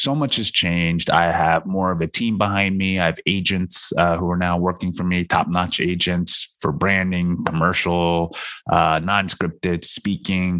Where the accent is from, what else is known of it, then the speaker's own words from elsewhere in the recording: United States; also born or lived in South Korea; We have a white and Americanized upbringing a little bit more than Asian or a third generation Asian here in America.